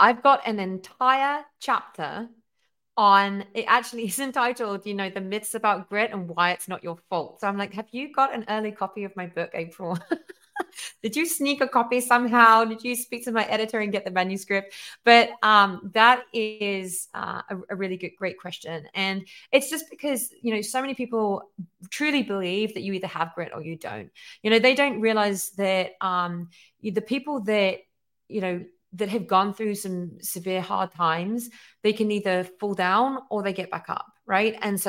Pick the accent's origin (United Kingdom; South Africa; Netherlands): United Kingdom; England; now in United States; I'm obviously originally from England, and I chose to come to America